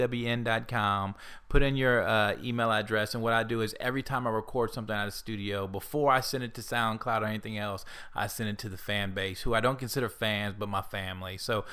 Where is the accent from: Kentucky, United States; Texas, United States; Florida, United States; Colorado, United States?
Texas, United States; Houston; I'm from Houston, Texas. I'm going to rep this till I die.